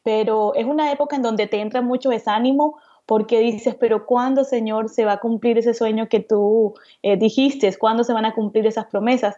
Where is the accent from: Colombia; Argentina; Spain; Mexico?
Colombia; Cartagena, Bolívar; crecí en Cartagena, Colombia, en la costa